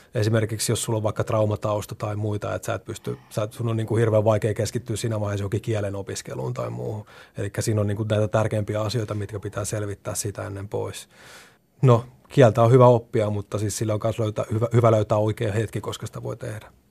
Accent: Hämeenlinna, Kanta-Häme, Finland; moved away as an adult; nuorempana tosiaan olen sitä Hämeenlinnasta kotoisin

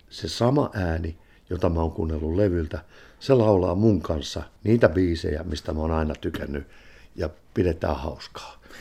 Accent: Finland

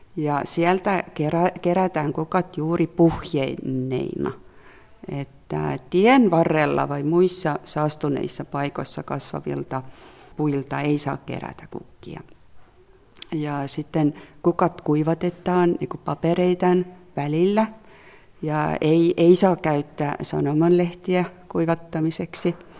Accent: Southern Estonia, Estonia; Finnish is a second language; now in Helsinki, Finland; mä olen kotoisin sieltä Etelävirosta, jossa on paljon metsää ja olen vähän ollut sellainen lapsuudesta asti metsäihminen.

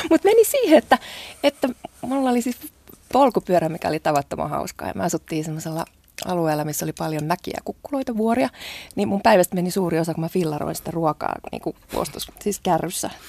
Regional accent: Japan; now in Finland; mä olen japanilainen odottaa. nainen.

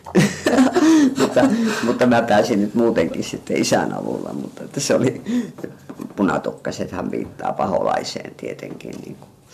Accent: Kainuu, Finland; born or raised there; also born or lived in Hämeenlinna / Savonlinna; now in Turku, Finland

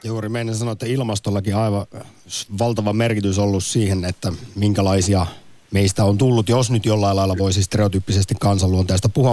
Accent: Central Finland, Finland; olen Keski-Suomesta

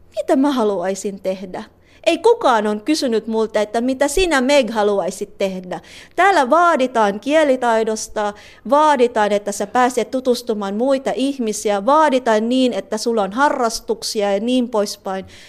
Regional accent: Cavite City, Calabarzon, Philippines; first language Tagalog; Finnish is a second language; moved away as an adult; now in Finland; pinanganak ako sa Cavite City, um, isang lugar na malapit lang sa Maynila.

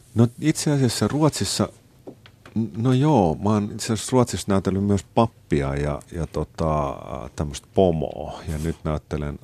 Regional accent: Helsinki, Uusimaa, Finland; moved away as an adult; now in Stockholm, Sweden; mä olen helsinkiläinen ja mä, mä viihdyn siinä

